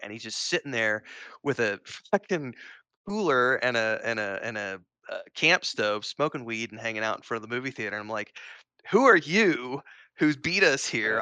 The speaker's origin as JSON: {"language": "English", "town": "Springfield", "region": "Missouri", "country": "United States", "tie": "born or raised there", "said": "I grew up in Springfield, Missouri"}